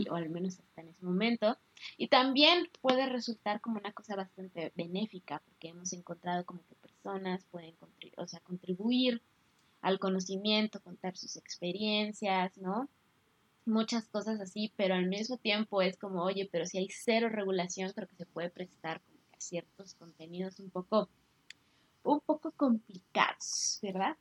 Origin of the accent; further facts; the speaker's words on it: Mexico; como mexicanos